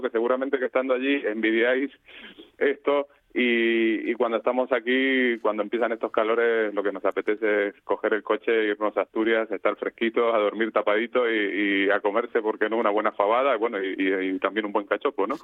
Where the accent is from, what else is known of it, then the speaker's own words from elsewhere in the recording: Argentina; moved away as an adult; now in Valencia, Spain; somos eh, emigrantes, nacimos en Argentina